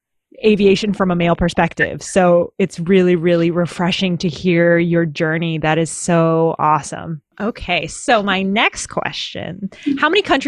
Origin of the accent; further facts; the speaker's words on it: Philippines; moved away; Like, I come from the Philippines. And I was born there